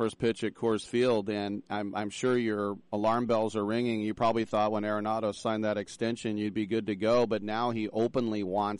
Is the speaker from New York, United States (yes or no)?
no; Oakland, California, United States; also born or lived in Richmond, California; Moshe's from my hometown of Oakland